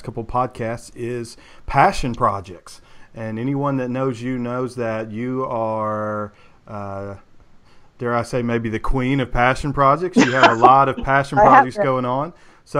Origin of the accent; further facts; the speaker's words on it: the South, United States; also born or lived in Nashville; us Southerners really enjoy our hockey.